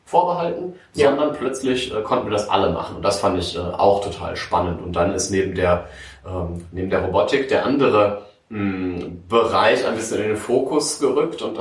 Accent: Münster, North Rhine-Westphalia, Germany; im schönen Hiltrup geboren und aufgewachsen. Bin dann nach der Schule nach Aachen gegangen, um zu studieren.

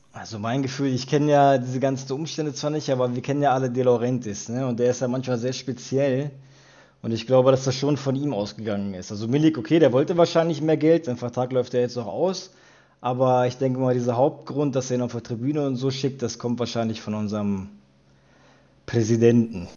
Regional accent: Wolfsburg, Lower Saxony, Germany; also ich bin in Wolfsburg geboren. Ne, mein Vater kommt aus Neapel, der ist Ende der 70er hier eingewandert

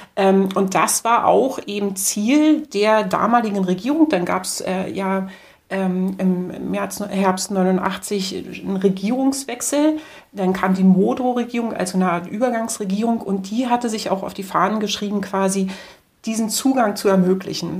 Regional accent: Berlin, Germany; ich komme aus dem Osten und spezifisch aus Ostberlin. Das heißt, ähm, wir haben direkt neben der Berliner Mauer gewohnt

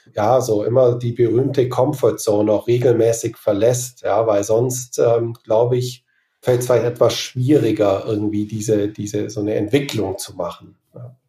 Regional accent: Germany; moved away as an adult; also born or lived in Australia; ich wieder zurück nach Deutschland kommen möchte

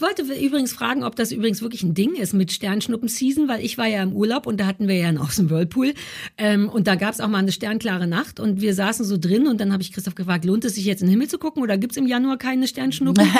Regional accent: Berlin, Germany; also born or lived in London; Ich bin in Berlin Mitte groß geworden

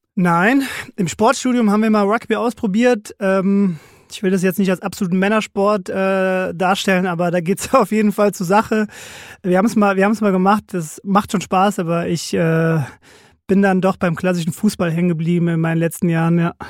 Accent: Frankfurt, Hesse, Germany; groß geworden im schönen Frankfurt Bonames im Ben-Gurion-Ring

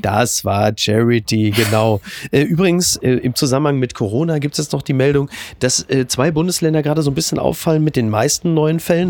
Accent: Germany; wir als Deutsche

